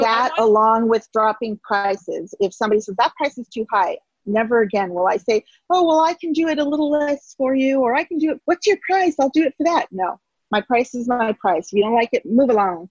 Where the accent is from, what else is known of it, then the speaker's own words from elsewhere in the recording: California, United States; moved away as an adult; now in Wonder Lake, United States; I'm from California originally, and that's where we lived at the time